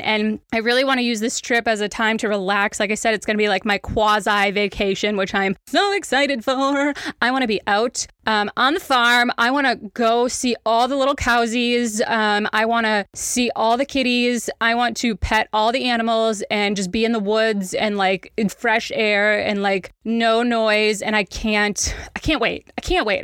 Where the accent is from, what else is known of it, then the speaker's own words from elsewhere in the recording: Wisconsin, United States; now in Kansas City, United States; It is our adopted home, but I am from Wisconsin